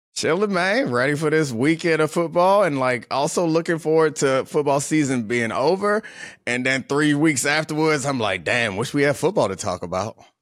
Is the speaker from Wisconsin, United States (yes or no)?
no; Baltimore, Maryland, United States; now in Washington, D.C., United States; I'm from Baltimore.